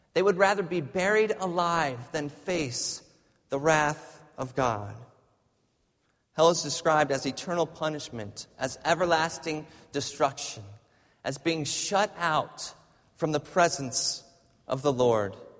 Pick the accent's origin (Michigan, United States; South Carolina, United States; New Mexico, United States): Michigan, United States; moved away; I grew up in Michigan, and there's a lot more snow in Michigan